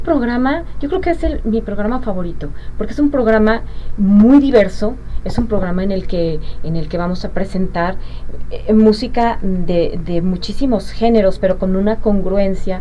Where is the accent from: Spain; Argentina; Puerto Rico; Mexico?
Mexico; Guadalajara, Jalisco; moved away as an adult; also born or lived in Connecticut, United States; now in Arkansas, United States; Yo aquí crecí, aquí, aquí nací, aquí crecí, aquí, aquí me entrené como cantante de ópera y luego me fui a Estados Unidos